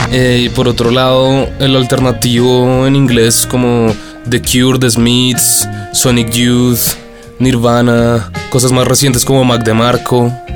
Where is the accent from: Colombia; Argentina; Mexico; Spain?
Colombia; Bogotá; Todos somos de Bogotá, Colombia